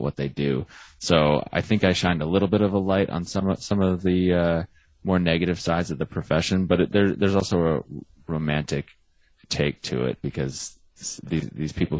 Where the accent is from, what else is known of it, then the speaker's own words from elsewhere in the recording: Arizona, United States; I'm from Arizona, which is not Texas